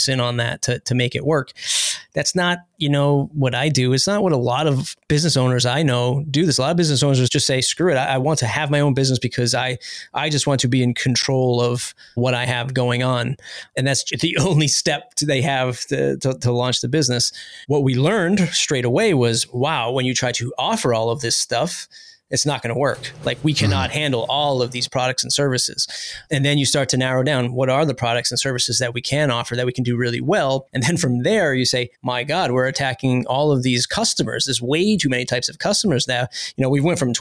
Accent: East Coast, United States; We're from the East Coast

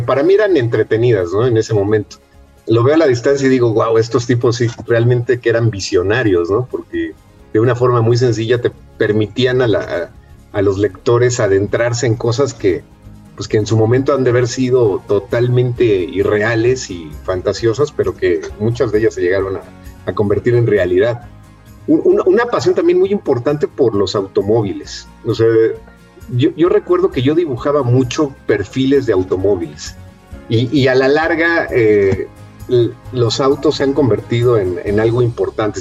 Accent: Mexico City, Mexico; yo soy nacido en la Ciudad de México

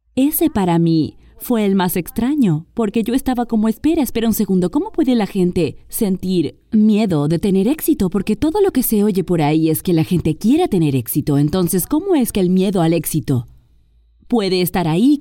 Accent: Mexico; en mi país

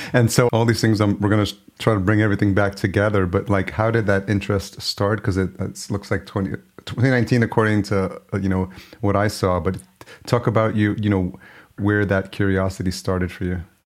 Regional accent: Yonkers, New York, United States; Yonkers, which is the city where I grew up.

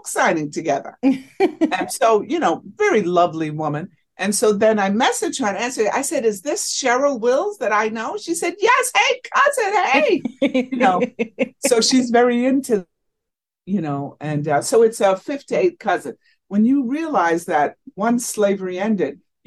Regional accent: New York City, New York, United States; I grew up in the Bronx

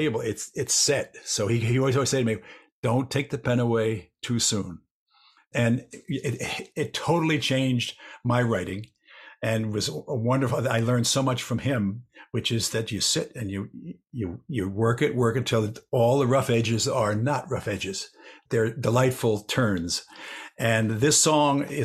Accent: New York City, New York, United States; I've lived here my whole life. I'm in New Yorker.

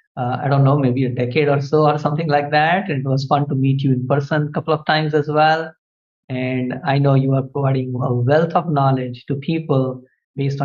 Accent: India; moved away as an adult; now in United States; I was born in India and my parents were quite poor.

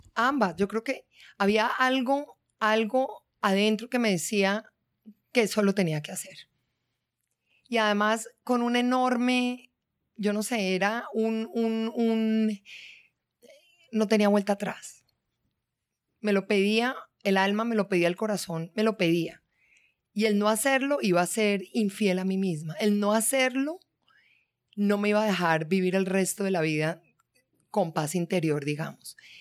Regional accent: Bogotá, Colombia; also born or lived in Cartagena; yo soy de Bogotá, de una mezcla paisa barranquillera

